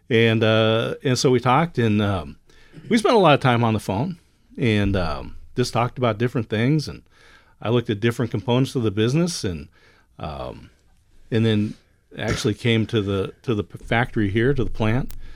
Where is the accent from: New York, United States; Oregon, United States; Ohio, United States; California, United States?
Oregon, United States; I'm from Oregon